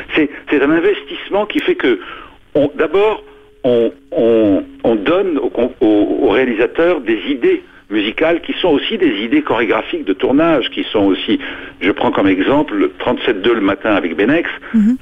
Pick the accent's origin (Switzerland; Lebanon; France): Lebanon; moved away; je suis né au Liban et au Liban, moi, j'étais pensionnaire chez les Jésuites très tôt, à 4 ans, jusqu'à 14.